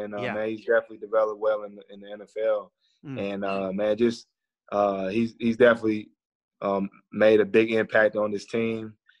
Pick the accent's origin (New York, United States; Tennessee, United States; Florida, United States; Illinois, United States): Tennessee, United States; born or raised there